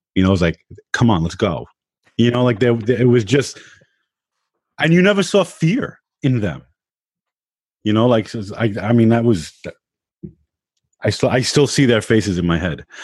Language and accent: English; New York, United States; also born or lived in Long Island; I grew up in Queens